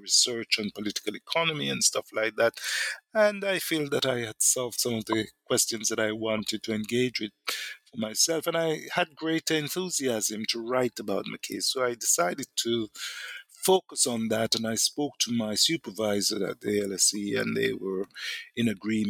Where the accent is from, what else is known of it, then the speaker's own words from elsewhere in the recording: Jamaica; because I'm also from Jamaica, black Jamaican, I have a certain sense of identification with him